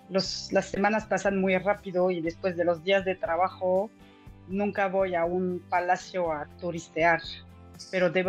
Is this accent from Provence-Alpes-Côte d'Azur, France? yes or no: no; La Rochelle, Nouvelle-Aquitaine, France; Spanish is a second language; moved away as an adult; also born or lived in Puebla, Mexico; now in Paris, France; soy de La Rochelle, es por el Océano Atlántico, en el oeste de Francia, y me vine a vivir a París hace ahorita